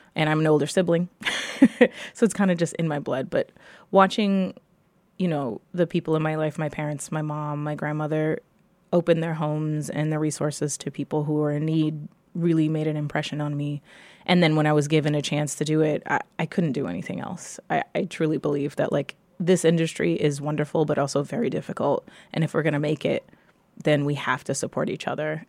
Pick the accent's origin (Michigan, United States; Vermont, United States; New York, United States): New York, United States; New York City; I grew up in New York City anyone from New York is going to tell you they came from New York, right? Um, I grew up in the Lower East Side